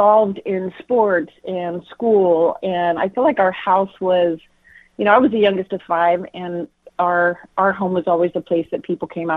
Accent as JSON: {"language": "English", "town": "Castro Valley", "region": "California", "country": "United States", "tie": "born or raised there", "also_born_or_lived": "Kona, Hawaii", "moved": "yes", "lives_now": "Modesto, United States", "said": "I'm from the Bay Area originally, born and raised in Castro Valley, California."}